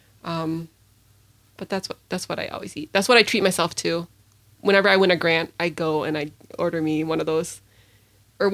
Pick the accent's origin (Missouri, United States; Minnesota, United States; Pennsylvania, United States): Minnesota, United States; St. Paul; I grew up in St. Paul